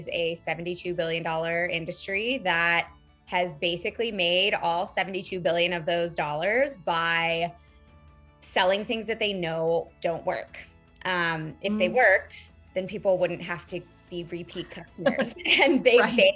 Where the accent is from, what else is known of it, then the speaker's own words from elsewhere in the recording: Iowa, United States; when I was growing up in Iowa, we didn't really learn anything besides the food pyramid